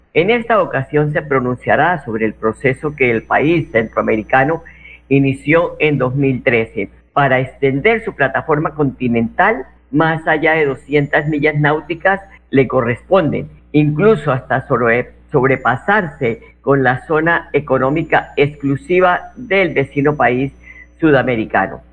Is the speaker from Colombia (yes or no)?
yes; Colombia; como buenos colombianos